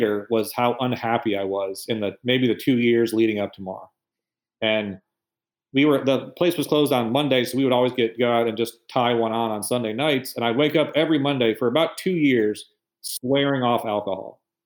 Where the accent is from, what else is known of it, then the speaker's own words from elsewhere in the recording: Michigan, United States; moved away as an adult; I'm from Michigan